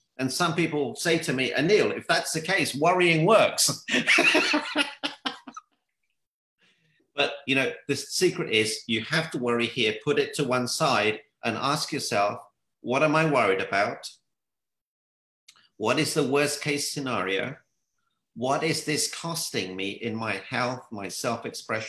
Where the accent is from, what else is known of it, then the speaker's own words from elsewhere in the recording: London, United Kingdom; I'm from the UK. It's in London.